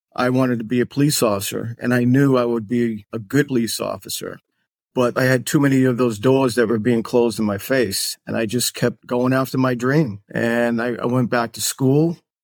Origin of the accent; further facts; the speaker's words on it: Massachusetts, United States; moved away as an adult; also born or lived in Washington, D.C.; now in Florida, United States; We moved to Massachusetts when I was five years old. Went through, like, uh, school system in Massachusetts